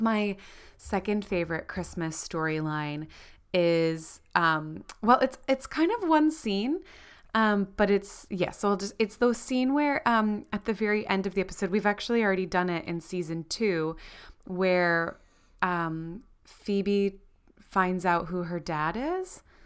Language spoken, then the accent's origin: English; Florida, United States; moved away as an adult; now in New Zealand; growing up in Florida, where it was obviously not snowing